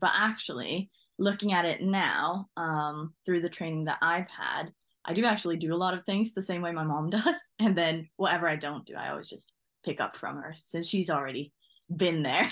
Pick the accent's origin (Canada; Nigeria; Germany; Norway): Norway; moved away as an adult; now in England, United Kingdom; So originally, I come from Norway.